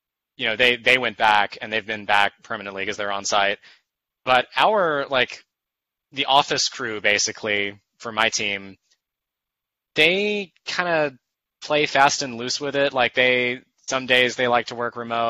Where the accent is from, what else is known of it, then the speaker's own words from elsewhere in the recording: Macon, Georgia, United States; moved away as an adult; also born or lived in Atlanta; my hometown of Macon